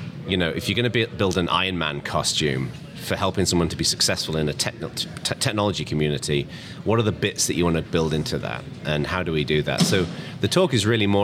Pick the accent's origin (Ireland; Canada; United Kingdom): United Kingdom; England; now in California, United States; I'm originally English, but I live in America now. I live in California, in the East Bay